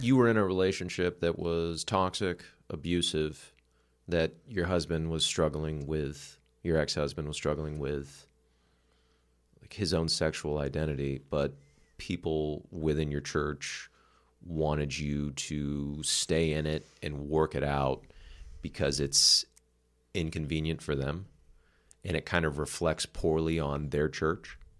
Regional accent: Los Angeles, California, United States; I grew up in Los Angeles, California

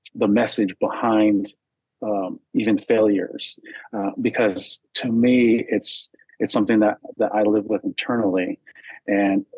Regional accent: United States; also born or lived in Arizona; I grew up Catholic in California and Arizona

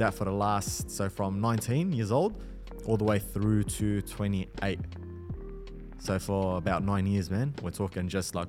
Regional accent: Melbourne, Victoria, Australia; We're from Melbourne.

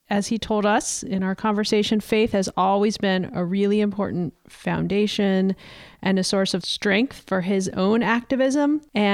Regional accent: the South, United States; I grew up kind of disillusioned with the sort of anti-science views of the church that I grew up around in the South.

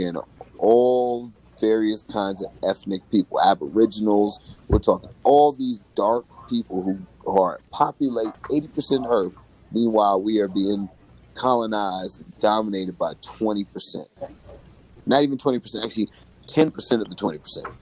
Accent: Berkeley, California, United States; also born or lived in Oakland; I grew up in the Bay Area. I grew up in the Berkeley, Oakland area. We were born and raised in Berkeley.

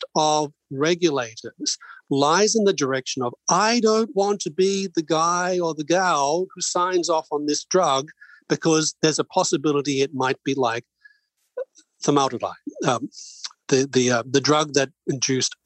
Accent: Australia; moved away; I'm Australian by birth

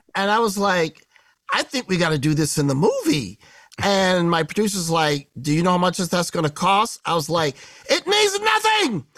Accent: Midwest, United States; I grew up in the Midwest

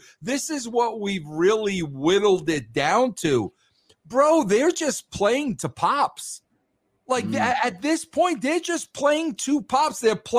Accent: New York, United States; moved away as an adult; also born or lived in Atlanta; now in Colorado, United States; I was born and raised in New York, of course. Yes, spent some time in Atlanta. But I've been out here in Colorado for about the last dozen years.

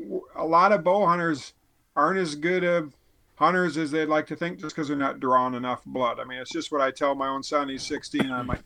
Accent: Midwest, United States; And one of the mistakes we make as a Midwesterner or whatever, a guy who doesn't live with elk

